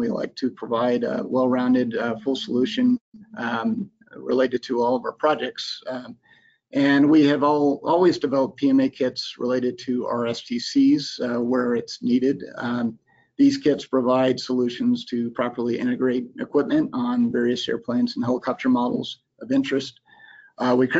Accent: Florida Panhandle, United States; moved away; I grew up in the Florida Panhandle

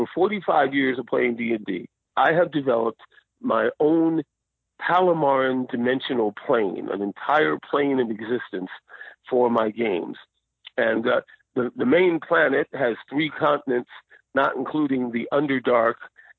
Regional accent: New Jersey, United States; accent: New Jersey; now in Phoenix, United States; I grew up in New Jersey, and yes, I used to talk like this. I used to have a big, thick New Jersey accent.

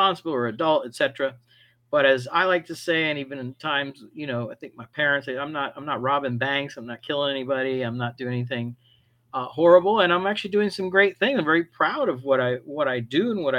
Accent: Miami, Florida, United States; I grew up in Miami to parents of Cuban descent, immigrants that came to the United States

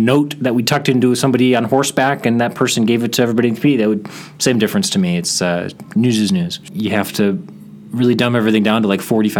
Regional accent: Chicago, Illinois, United States; moved away; also born or lived in California; I grew up in the Chicago suburbs on the southwest side. I went to college out in California.

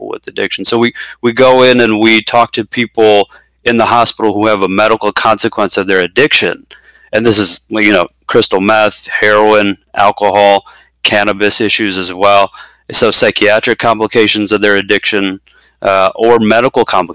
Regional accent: Chicago, Illinois, United States; moved away as an adult; now in Bay Area, California, United States; born and raised in the Chicagoland area, we moved out here a couple years ago to the Bay Area, California

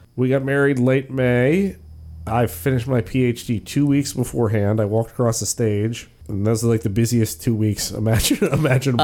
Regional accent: Gaithersburg, Maryland, United States; moved away as an adult; also born or lived in York, Pennsylvania; I grew up in Gaithersburg, Maryland, which is about twenty miles northwest of Washington, D C. I lived there from zero

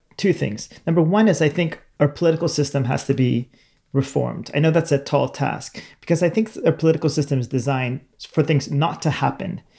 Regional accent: Sacramento, California, United States; I'm from Sacramento, California

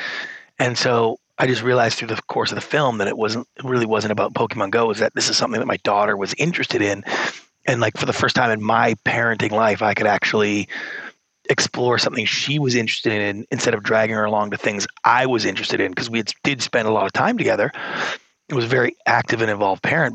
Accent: Victoria, British Columbia, Canada; moved away as an adult; also born or lived in Hollywood, United States; I grew up in Canada, a small town called Victoria, British Columbia.

